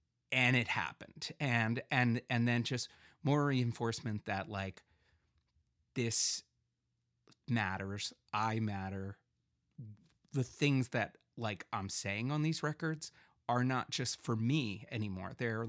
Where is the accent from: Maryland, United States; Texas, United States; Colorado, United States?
Maryland, United States; Bethesda; And I grew up in Bethesda, Maryland, which is a pretty like, well, wealthy area.